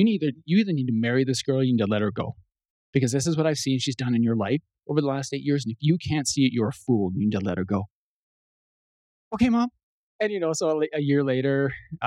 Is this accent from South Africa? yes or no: no; Canada; I'm Canadian, eh?